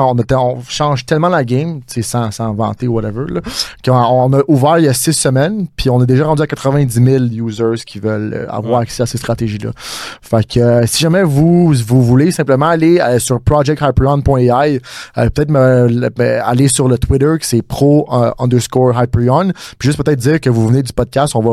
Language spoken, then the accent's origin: French; Montreal, Quebec, Canada; on est vraiment international, mais moi je suis exactement de Montréal.